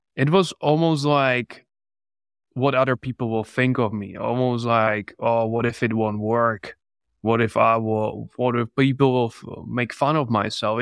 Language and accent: English; Czechia; English is a second language; moved away as an adult; also born or lived in England; I'm from the Czech Republic.